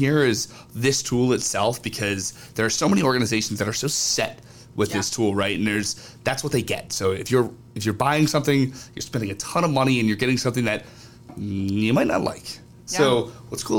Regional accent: Northeast, United States; I'm from the Northeast.

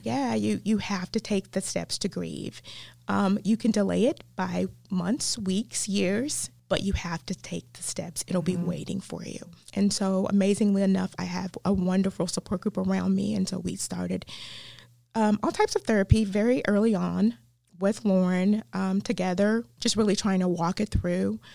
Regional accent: the South, United States; accent: southern; my southern accent

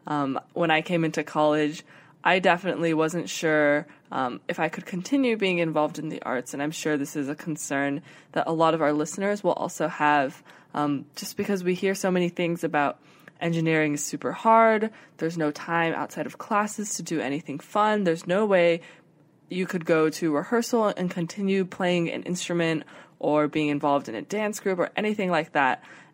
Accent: Chandler, Arizona, United States; moved away as an adult; now in Los Angeles, United States; I'm a junior studying computer science, and I'm from Chandler, Arizona.

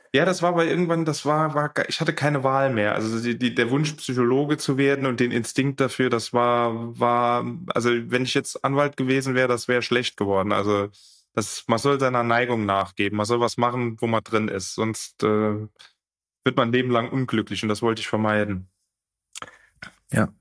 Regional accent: France; wo ich groß geworden bin, ich bin in Frankreich groß geworden

